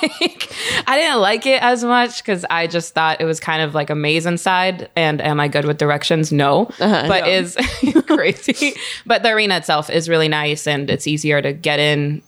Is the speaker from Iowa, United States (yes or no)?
no; Bay Area, California, United States; I grew up in the Bay Area